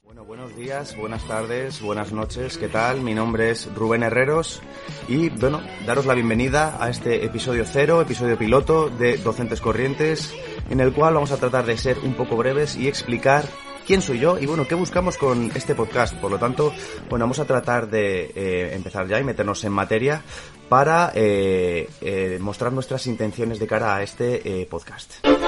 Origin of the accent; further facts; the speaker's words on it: Madrid, Community of Madrid, Spain; tengo 31 años, soy de Madrid y soy profe de educación primaria